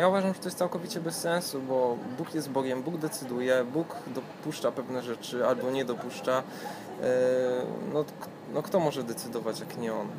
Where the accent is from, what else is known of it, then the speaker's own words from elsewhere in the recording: Katowice, Silesian Voivodeship, Poland; od samego dzieciństwa y, chodzę do kościoła zielonoświątkowego akurat w Katowicach